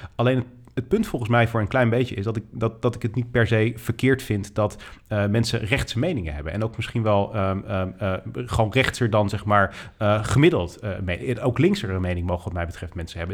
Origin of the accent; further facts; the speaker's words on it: Netherlands; also born or lived in United States; ik ben Nederlander